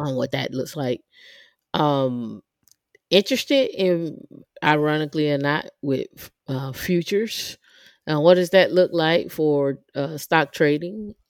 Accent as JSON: {"language": "English", "town": "Atlanta", "region": "Georgia", "country": "United States", "said": "I'm from Atlanta"}